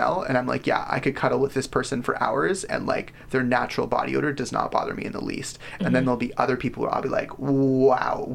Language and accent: English; Richmond, British Columbia, Canada; I was born in Richmond General